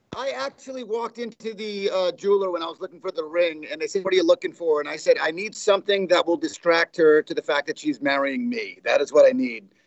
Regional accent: New York, United States; also born or lived in Los Angeles, California; now in Oklahoma, United States; I grew up in New York

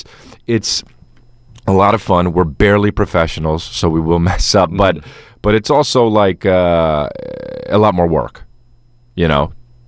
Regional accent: New Jersey, United States; Well, I don't know, though. You know, I'm from New Jersey, so.

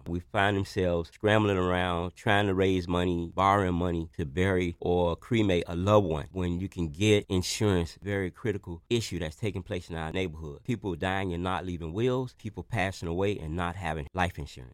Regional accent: Miami, Florida, United States; growing up in Liberty City, I literally watched families lose their properties

